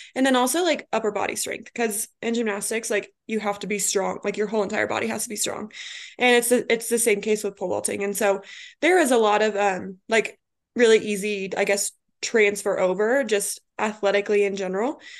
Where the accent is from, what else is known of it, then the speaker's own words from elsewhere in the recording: Colorado, United States; moved away as an adult; also born or lived in Kansas; now in Atlanta, United States; I'm originally from Colorado